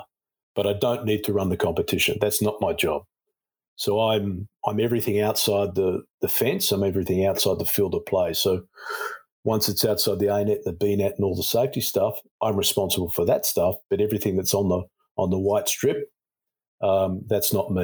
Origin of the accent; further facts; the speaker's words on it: Australia; moved away; I'm an Australian